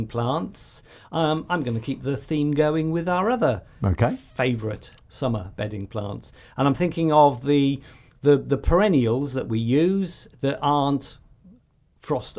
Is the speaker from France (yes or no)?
no; Welsh, Wales, United Kingdom; I'm Welsh